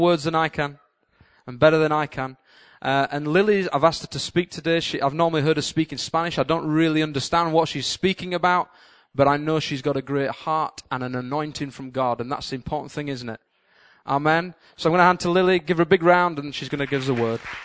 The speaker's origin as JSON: {"language": "English", "region": "Yorkshire and the Humber", "country": "United Kingdom", "moved": "yes", "lives_now": "Cambridge, United Kingdom", "said": "me as a Yorkshireman"}